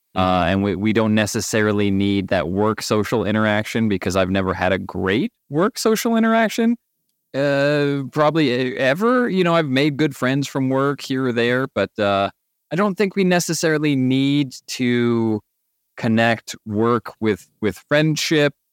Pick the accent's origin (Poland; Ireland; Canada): Canada; I'm Canadian